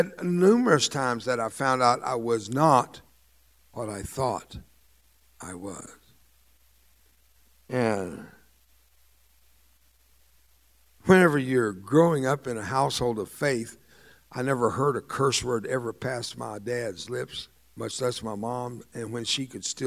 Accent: the Rio Grande Valley, Texas, United States; first language Spanish; English is a second language; also born or lived in Mexico / Central America; I was raised by a Mexican nanny from Matamoros, Mexico, right across the border from Brownsville and McAllen, Texas. And I grew up in that valley

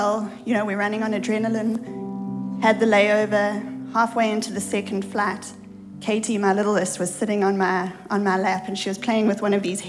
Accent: South Africa; moved away as an adult; now in United States; we have an accent. We are not Americans. We come from South Africa, the other side of the world

